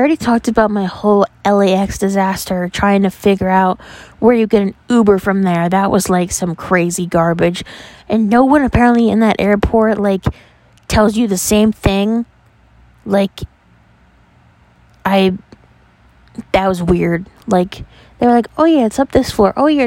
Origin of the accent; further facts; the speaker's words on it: New York, United States; I'm from New York.